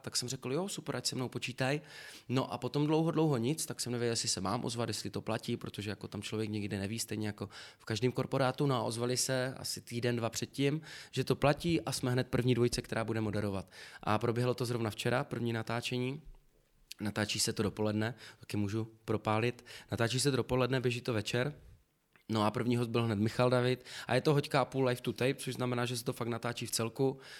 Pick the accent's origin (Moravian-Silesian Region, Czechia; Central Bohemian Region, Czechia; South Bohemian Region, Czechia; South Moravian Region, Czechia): Moravian-Silesian Region, Czechia; accent: Silesian; now in Prague, Czech Republic; Slezský, no. Já jako snažím se ho krotit